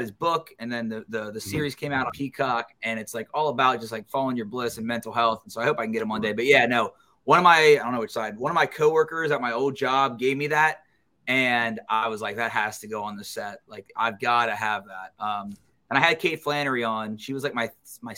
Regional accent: Cincinnati, Ohio, United States; born or raised there; moved away as an adult; also born or lived in Baton Rouge, Louisiana

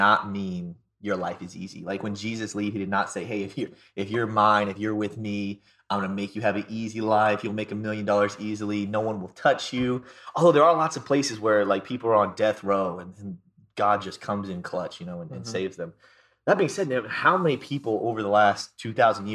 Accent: Florida, United States; I'm from Florida

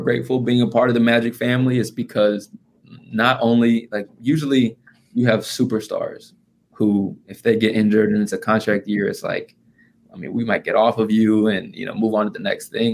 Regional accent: Indiana, United States; I'm from Indiana.

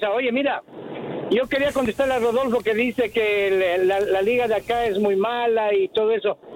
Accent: Ecuador; now in Chicago, United States; A mí me da vergüenza como ecuatoriano.

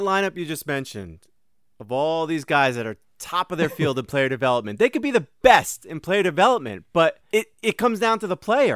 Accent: Austin, Texas, United States; I'm from Austin, Texas

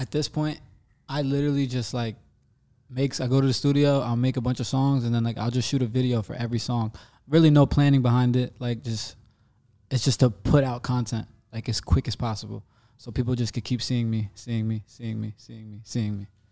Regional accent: New Jersey, United States; me being from, like, this little town in New Jersey

